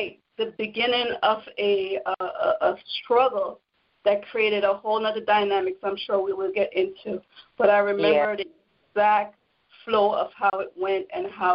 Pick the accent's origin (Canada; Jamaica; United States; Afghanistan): Jamaica; I'm from Jamaica